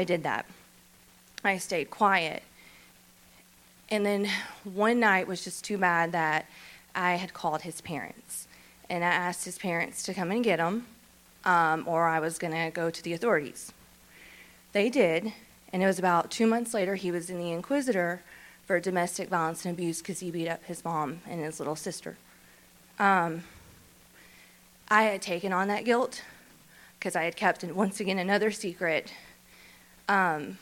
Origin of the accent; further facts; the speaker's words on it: Shreveport, Louisiana, United States; I'm from Shreveport. So I grew up in Shreveport, raised in Shreveport